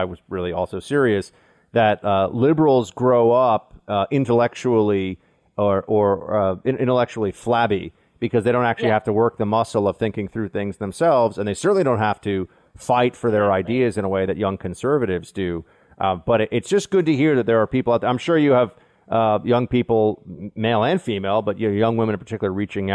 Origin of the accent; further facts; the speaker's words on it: New York, United States; also born or lived in Washington, D.C.; as somebody who lives in New York, was born and raised in New York, and has only lived in two cities, New York and D.C.